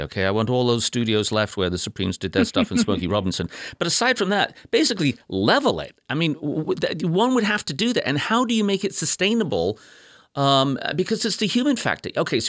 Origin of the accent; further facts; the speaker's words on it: United Kingdom; now in United States; Yes, I was born in Ode Britty. Yes. Blighty, Ode Blighty.